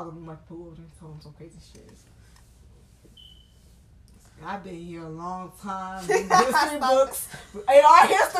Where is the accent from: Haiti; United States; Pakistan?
Haiti; they made us afraid to be Haitian